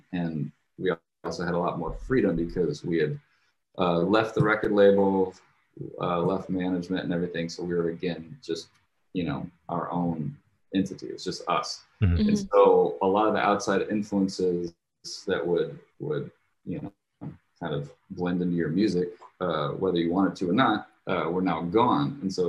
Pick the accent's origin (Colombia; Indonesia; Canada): Indonesia; Jakarta; I guess I grew up overseas. I grew up in Indonesia, and I lived in Jakarta, Indonesia.